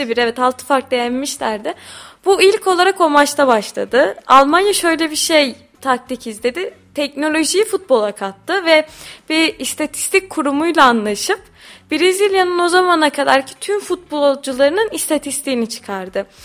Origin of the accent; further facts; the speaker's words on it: Tokat, Turkey; biz Tokatlıyız